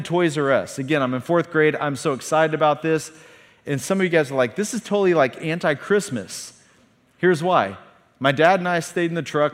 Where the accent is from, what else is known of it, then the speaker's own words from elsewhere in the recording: a town 45 minutes north of Tulsa, Oklahoma, United States; we drove forty-five minutes south of my hometown to Tulsa, Oklahoma